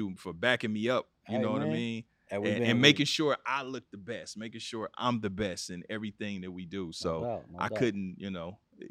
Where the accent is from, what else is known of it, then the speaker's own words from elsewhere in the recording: Kansas City, Missouri, United States; now in Los Angeles, United States; I'm born and raised in Kansas City, Missouri, but I represent LA as well. Yeah. This is home. I've been here 20 years